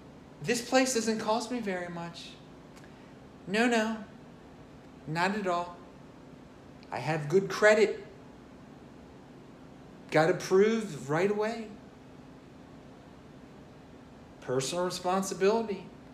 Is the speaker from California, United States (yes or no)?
no; Baltimore, Maryland, United States; now in Salt Lake City, United States; No, I'm in Salt Lake City at my place here. I'm from Baltimore originally.